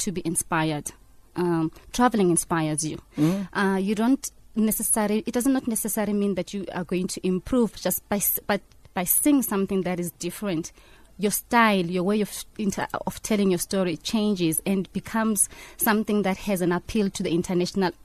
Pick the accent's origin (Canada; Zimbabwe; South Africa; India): South Africa; moved away as an adult; also born or lived in East London, South Africa; now in Cannes, France; being a South African